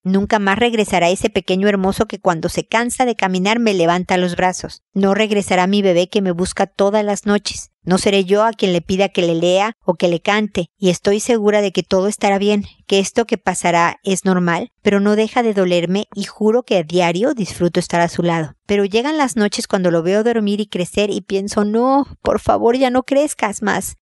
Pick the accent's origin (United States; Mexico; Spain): Mexico; moved away as an adult; now in Chile; Soy mexicana, viví en México, me mudé a Chile porque a mi marido lo transfirieron